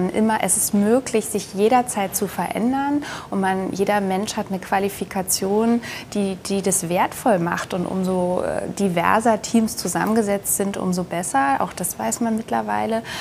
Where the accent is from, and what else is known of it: Nuremberg, Bavaria, Germany